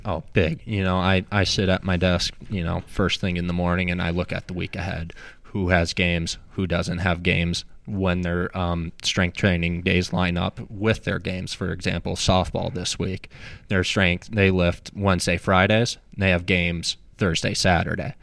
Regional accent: Apple Valley, Minnesota, United States; moved away as an adult; now in Charlotte, United States; I grew up in Apple Valley, Minnesota

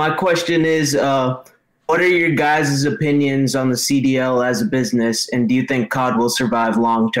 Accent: New Hampshire, United States

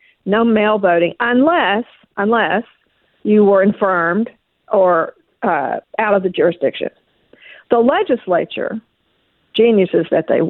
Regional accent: Oklahoma, United States; I was raised in Oklahoma when Oklahoma was a very Democratic state.

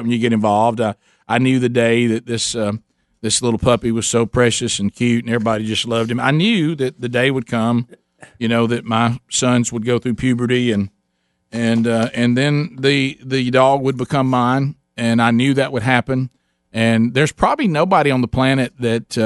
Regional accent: Calhoun County, Alabama, United States; We were raised in Calhoun County in Alabama

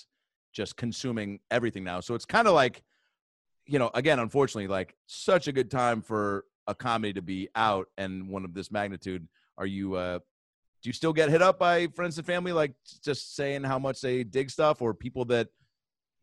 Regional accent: Seattle, Washington, United States; I grew up in Seattle

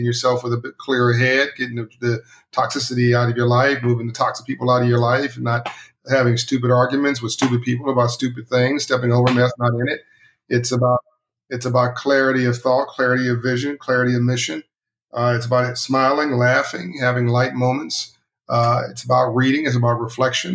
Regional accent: Compton, California, United States; I grew up in Compton, California, South Central LA.

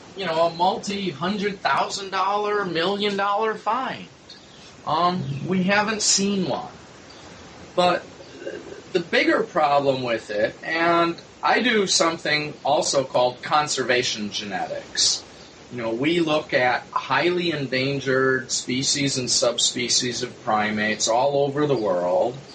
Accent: Midwest, United States; now in New York, United States; I'm now in New York, but I grew up in the Midwest.

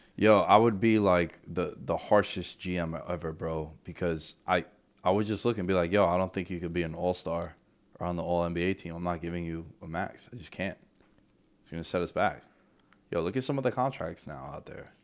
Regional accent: New York, United States; as a New Yorker

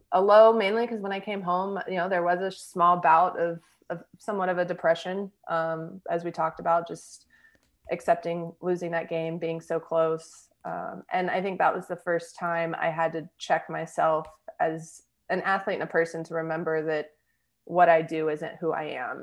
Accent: Texas, United States; I grew up here in Texas

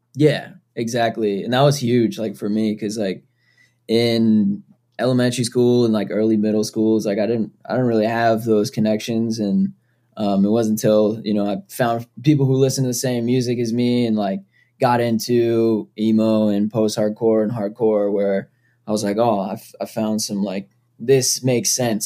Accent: Foxborough, Massachusetts, United States; I grew up in Foxborough, Massachusetts.

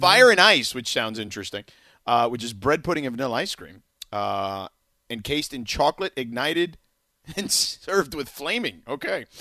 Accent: Miami, Florida, United States; moved away; my hometown team

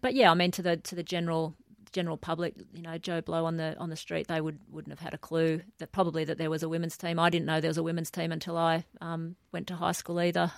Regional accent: Newcastle, New South Wales, Australia; grew up uh, mainly in Newcastle. So before that, my um, a couple of country towns in New South Wales

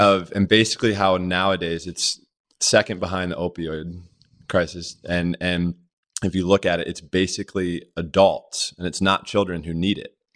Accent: Rodgers Forge, Maryland, United States; growing up in Maryland, uh, my mom put Myself and my sisters all in the water

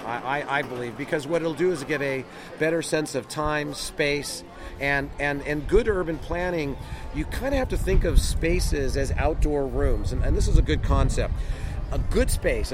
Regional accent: California, United States; as a Californian

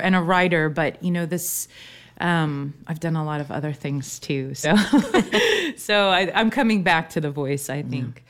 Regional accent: Eugene, Oregon, United States; also born or lived in Manzanita, Oregon; now in Portland, United States; I grew up in Eugene.

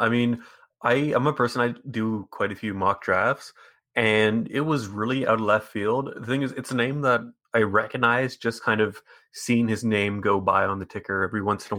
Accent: Canada; No, I like to represent my home and native land.

